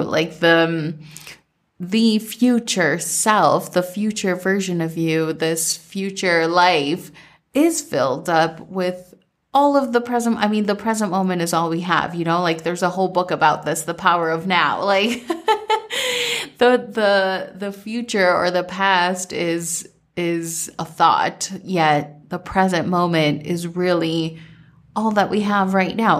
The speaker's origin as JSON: {"language": "English", "region": "Minnesota", "country": "United States", "tie": "born or raised there", "said": "growing up in Minnesota"}